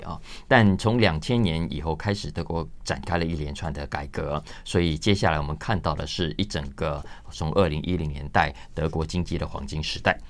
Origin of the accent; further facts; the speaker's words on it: Taiwan; 我们在台湾所有在压力中求学长大的